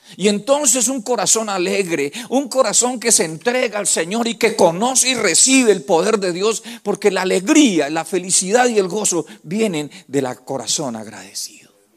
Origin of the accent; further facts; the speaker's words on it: Colombia; los que somos de Colombia